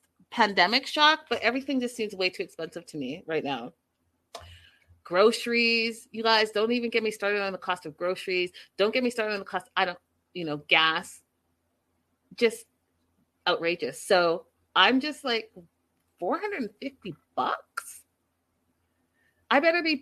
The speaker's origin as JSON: {"language": "English", "country": "Canada", "said": "I'm Canadian"}